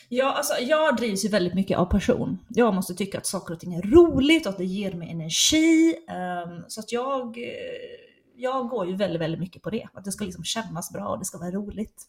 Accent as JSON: {"language": "Swedish", "region": "Ostrobothnia", "country": "Finland", "tie": "born or raised there", "first_language": "Swedish", "moved": "yes", "said": "jag är uppvuxen i den svenskaste kommunen i hela Finland"}